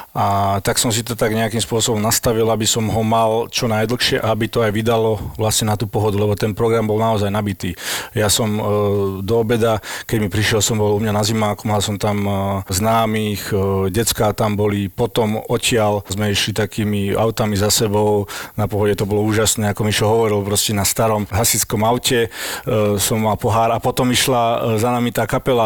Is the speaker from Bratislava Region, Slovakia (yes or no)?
no; Trenčín, Trenčín Region, Slovakia; ja som z Trenčína